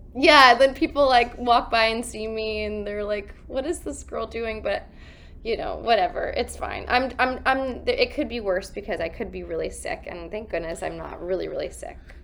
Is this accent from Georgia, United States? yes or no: no; Columbia, South Carolina, United States; I grew up in Columbia, South Carolina